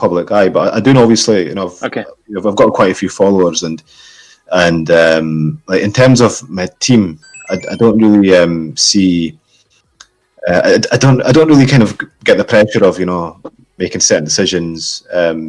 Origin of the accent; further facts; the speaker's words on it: Scotland, United Kingdom; I'm from Scotland, sunny Scotland.